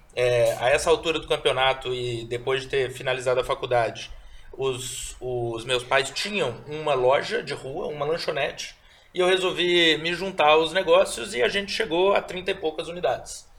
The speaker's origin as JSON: {"language": "Portuguese", "town": "Belo Horizonte", "region": "Minas Gerais", "country": "Brazil", "tie": "born or raised there", "also_born_or_lived": "Mariana"}